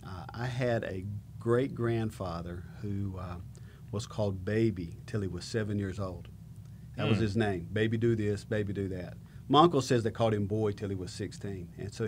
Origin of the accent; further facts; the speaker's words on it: Mount Airy, North Carolina, United States; moved away; I'm originally from Mount Airy. Mount Airy is up in the mountains. It's right on the North Carolina-Virginia line.